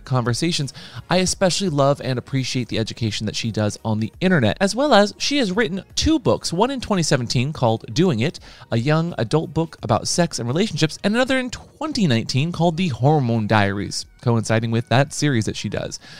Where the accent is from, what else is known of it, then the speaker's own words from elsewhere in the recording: United States; I'm an American